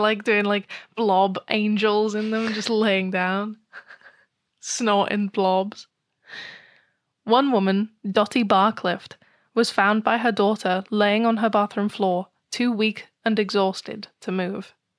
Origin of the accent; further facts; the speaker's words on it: United Kingdom; I'm British